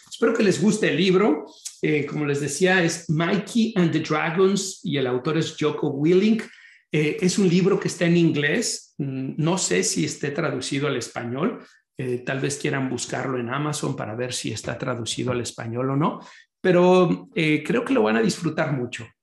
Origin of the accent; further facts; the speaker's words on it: Guadalajara, Jalisco, Mexico; moved away as an adult; now in Chicago, United States; yo soy oriundo de Guadalajara, Jalisco, en México